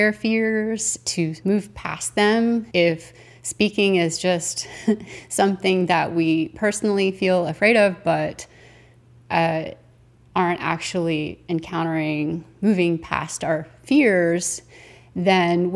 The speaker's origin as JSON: {"language": "English", "country": "United States", "said": "as an American"}